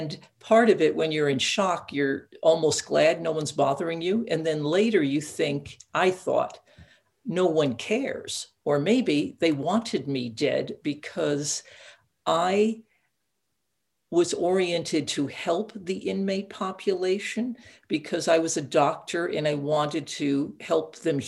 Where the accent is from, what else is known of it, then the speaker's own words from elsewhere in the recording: Catskill Mountains, New York, United States; I grew up in the Catskill Mountains, isolated with sort of immigrant parents